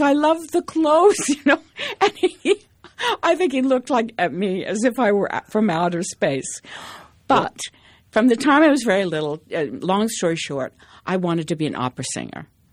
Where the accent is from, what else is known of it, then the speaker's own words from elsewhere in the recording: Kansas, United States; moved away; I grew up in Kansas in a little teeny town, but not even a town, a hamlet